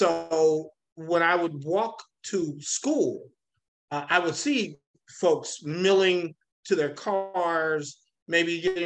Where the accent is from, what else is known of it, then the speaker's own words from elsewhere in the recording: St. Louis, Missouri, United States; I grew up, started out in the city of St. Louis on Lexington, went to Lexington grade school.